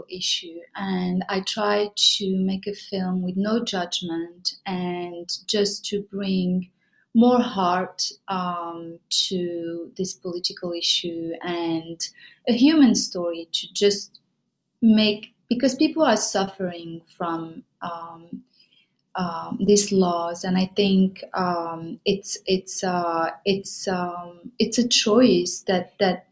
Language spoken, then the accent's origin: English; Casablanca, Casablanca-Settat, Morocco; also born or lived in Paris, France; now in New York, United States; I'm from Morocco. I grew up in Casablanca.